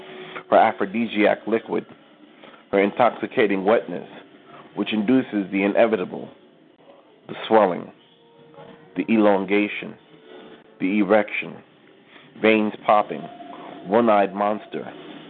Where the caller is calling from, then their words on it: New York, United States; calling from New York